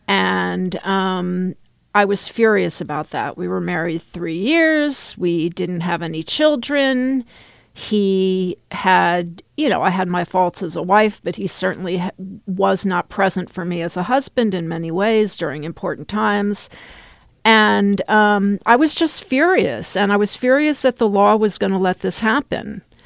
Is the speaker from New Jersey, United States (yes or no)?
no; Texas, United States; I grew up in Texas.